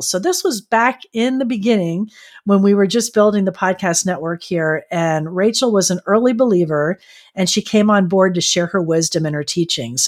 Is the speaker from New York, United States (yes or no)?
no; Florida, United States; now in San Diego, United States; I grew up in Florida and then I came out here to California